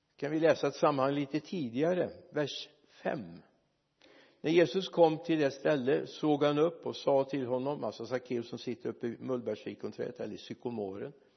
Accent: Mariestad, Västra Götaland, Sweden; min hemstad Mariestad

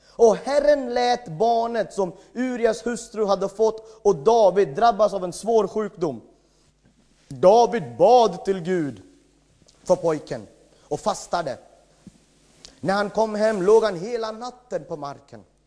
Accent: India; Swedish is a second language; moved away as an adult; now in Sweden; jag kommer från ett annat land, jag har bott i Sverige i 14 år

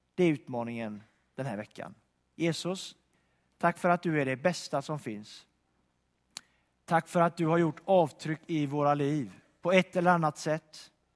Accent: Donsö, Västra Götaland, Sweden; moved away; jag kommer från Donsö utanför Göteborg, en ö där

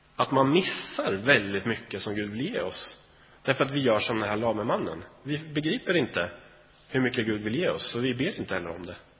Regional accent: Sweden; vi är ju svenskar

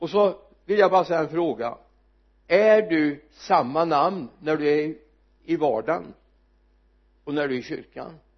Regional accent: Sweden; jag är svensk

